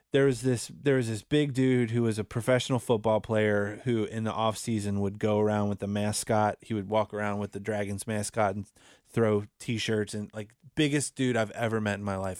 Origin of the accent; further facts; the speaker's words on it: United States; this is my hometown